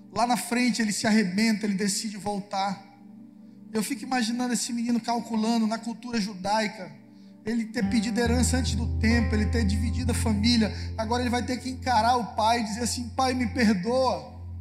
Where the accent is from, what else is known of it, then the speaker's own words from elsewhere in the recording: Lago da Pedra, Maranhão, Brazil; Sou do Lago da Pedra